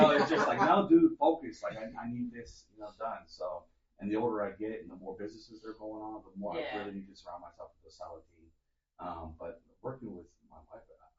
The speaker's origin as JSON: {"language": "English", "region": "Delaware", "country": "United States", "tie": "born or raised there", "said": "I was born and raised here in Delaware"}